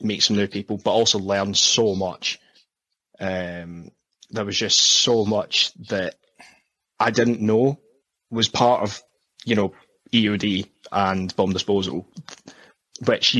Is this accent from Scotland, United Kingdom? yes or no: yes; Scotland, United Kingdom; moved away as an adult; also born or lived in South of England; now in England, United Kingdom; when I grew up in Scotland, there wasn't a lot of opportunities for jobs or anything like